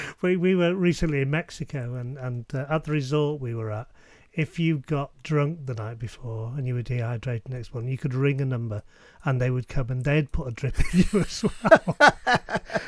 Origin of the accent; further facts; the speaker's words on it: United Kingdom; we're British.